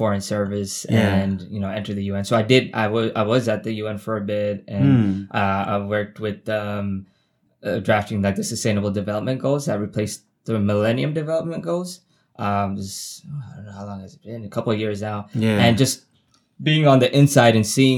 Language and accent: English; New York City, New York, United States; I'm from Queens Village